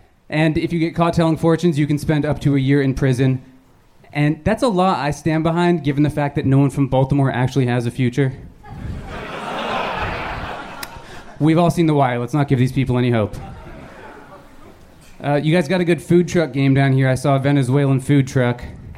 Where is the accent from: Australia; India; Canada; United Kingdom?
Canada; Cambridge, Ontario; born or raised there